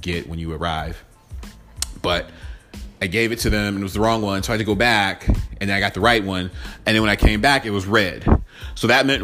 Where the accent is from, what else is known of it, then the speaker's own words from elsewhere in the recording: Atlanta, Georgia, United States; I'm from Atlanta.